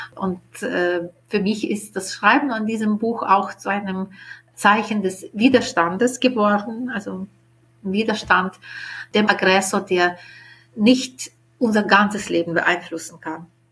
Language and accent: German; Ukraine; first language Ukrainian; German is a second language; moved away as an adult; now in Vienna, Austria; in meinem Heimatland in der Ukraine